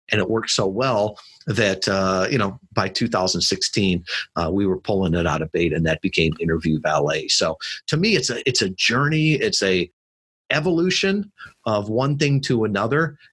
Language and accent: English; Midwest, United States; I was brought up in the Midwest